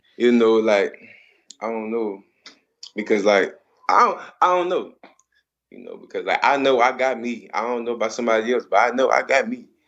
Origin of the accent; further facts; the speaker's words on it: Texas, United States; I'm from Texas